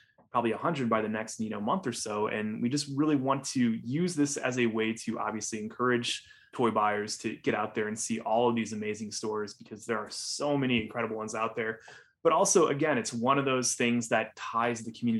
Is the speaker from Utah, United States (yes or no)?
no; Northwest Indiana, United States; I grew up in Northwest Indiana